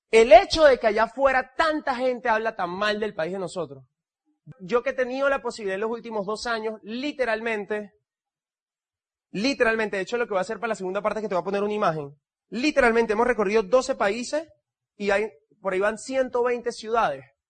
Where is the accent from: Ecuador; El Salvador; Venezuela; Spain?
Venezuela; El Tigre, Anzoátegui; Yo nací en el Tigre